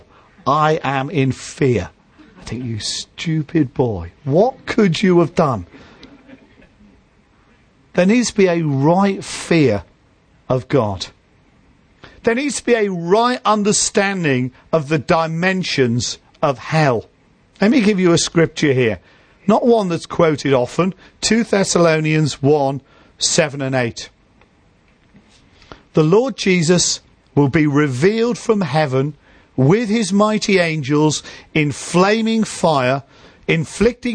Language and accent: English; Liverpool, North West England, United Kingdom; moved away; when I go back to where I grew up in Liverpool, we grew up in inner city Liverpool